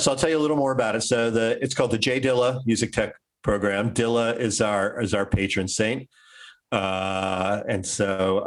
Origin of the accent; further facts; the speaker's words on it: DC suburbs, Maryland, United States; I grew up in Maryland, uh, in the DC suburbs in the 80s